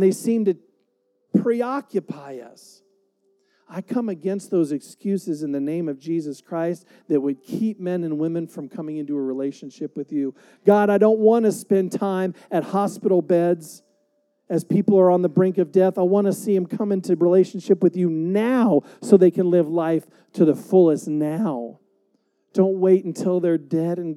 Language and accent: English; United States; I love being an American. I'm so glad to be here in America